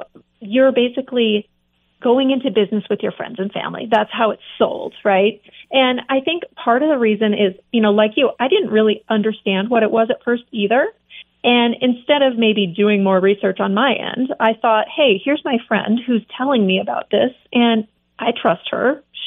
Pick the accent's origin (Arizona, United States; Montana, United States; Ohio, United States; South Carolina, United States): Montana, United States; also born or lived in California / Pennsylvania / Seattle; I grew up in Montana, was in California, then I was in Pennsylvania for a while, in Seattle.